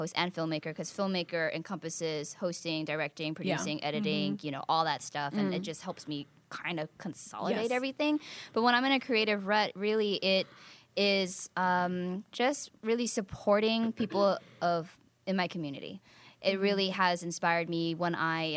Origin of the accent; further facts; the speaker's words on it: the Bay Area, California, United States; moved away as an adult; now in Los Angeles, United States; growing up in the Bay